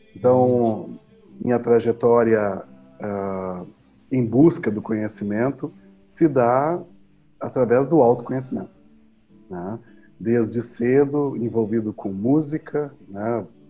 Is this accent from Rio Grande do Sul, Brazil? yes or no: yes; Pelotas, Rio Grande do Sul, Brazil; eu sou natural de Pelotas, Rio Grande do Sul